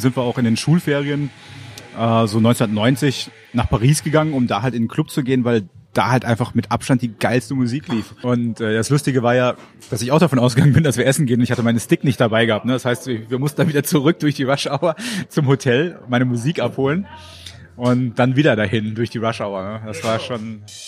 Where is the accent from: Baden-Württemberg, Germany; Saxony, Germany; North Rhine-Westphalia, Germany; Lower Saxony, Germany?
North Rhine-Westphalia, Germany; Moers; moved away as an adult; also born or lived in Kamp-Lintfort / Munich / Duisburg; now in Berlin, Germany; Da habe ich die ersten fünf Jahre meines Lebens verbracht